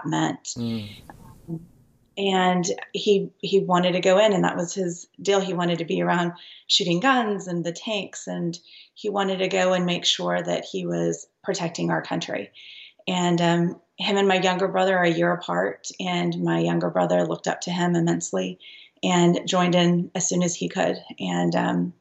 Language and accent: English; Lubbock, Texas, United States; we grew up in Lubbock, Texas